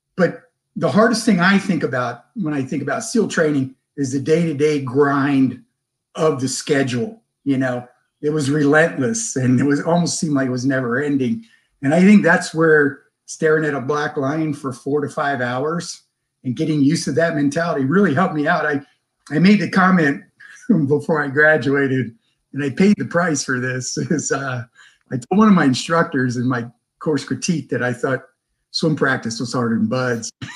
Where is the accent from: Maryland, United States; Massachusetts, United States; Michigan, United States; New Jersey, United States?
Maryland, United States; Glen Burnie; born or raised there; moved away as an adult; also born or lived in Munich, Germany; now in San Diego, United States